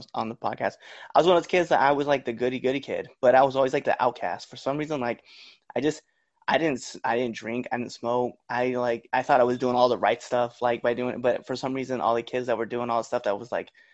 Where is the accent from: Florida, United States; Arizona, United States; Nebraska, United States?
Nebraska, United States; Bayard; I'm proud of growing up in Bear, Nebraska.